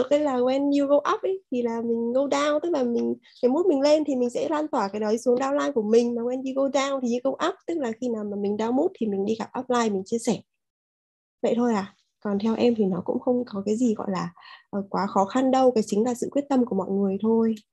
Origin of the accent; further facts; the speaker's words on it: Da Nang, Vietnam; Mình đến từ Đà Nẵng, thị trường không cũ không mới của Amway